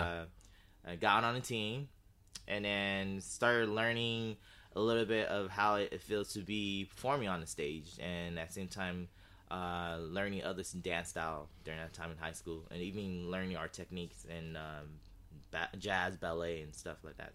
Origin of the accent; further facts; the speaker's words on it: Sacramento, California, United States; moved away as an adult; now in Los Angeles, United States; originally, uh, born and raised in Sacramento